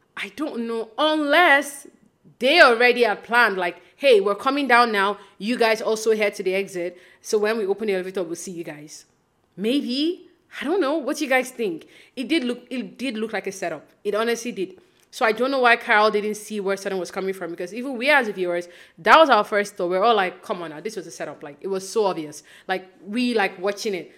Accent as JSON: {"language": "English", "country": "Nigeria", "tie": "born or raised there", "moved": "yes", "lives_now": "Toronto, Canada", "said": "I live in Canada now, but I grew up in Nigeria."}